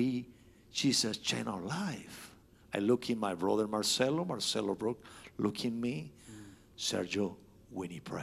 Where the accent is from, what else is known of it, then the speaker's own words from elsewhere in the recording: Argentina; Nancy and I from Argentina. We growing up in the context, in the Italian context